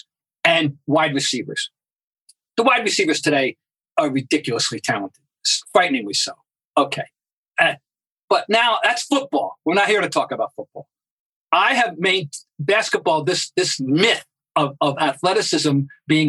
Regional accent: Boston, Massachusetts, United States; my hometown, Boston

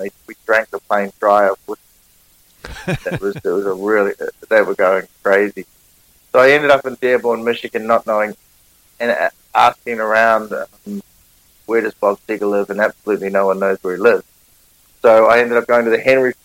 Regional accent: Auckland, New Zealand; accent: Kiwi; I'm a musician from Auckland, New Zealand

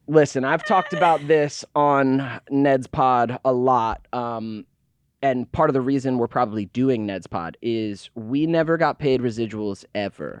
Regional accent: Georgia, United States; I was born, yes, I was born in Georgia

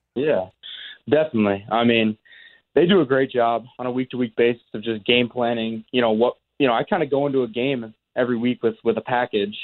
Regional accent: Chicago, Illinois, United States; moved away as an adult; also born or lived in Minneapolis / South Dakota; now in Winnipeg, Canada; I grew up in Chicago, spent time in Minneapolis, South Dakota

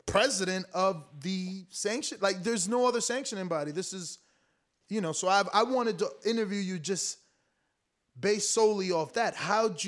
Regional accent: Newark, New Jersey, United States; moved away as an adult; now in Florida, United States; I'm originally from Newark, New Jersey.

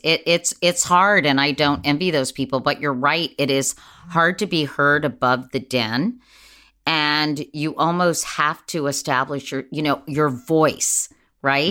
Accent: Washington, District of Columbia, United States; growing up in Washington, D C, or at least in the D C area

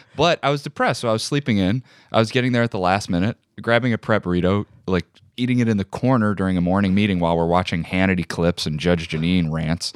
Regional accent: Joliet, Illinois, United States; I grew up in Joliet, Illinois

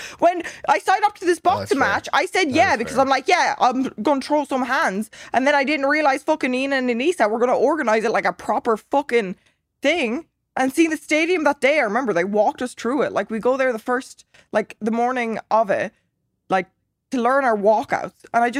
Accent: Ireland; I'm Irish.

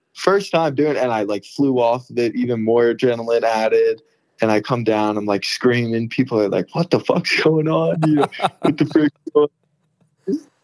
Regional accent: New Jersey, United States; moved away; I'm originally from Jersey

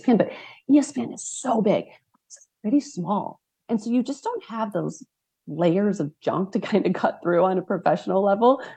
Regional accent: Midwest, United States; as somebody that grew up in the Midwest

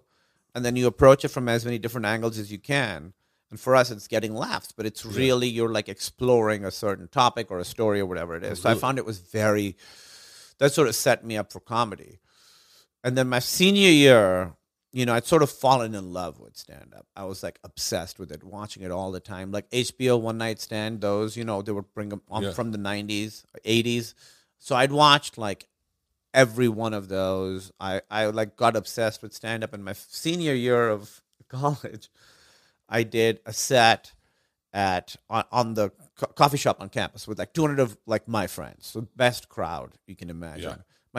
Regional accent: Karachi, Sindh, Pakistan; moved away; also born or lived in Los Angeles; I grew up in Karachi, Pakistan.

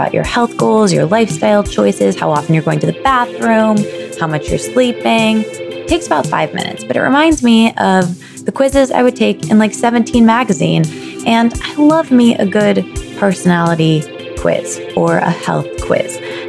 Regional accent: Midwest, United States; now in New York, United States; especially growing up in the Midwest with like Us Weekly around everywhere

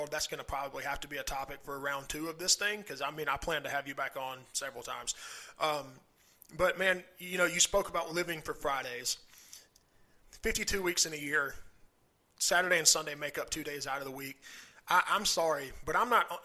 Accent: Southern United States, United States; accent: southern; He's making fun of my southern accent.

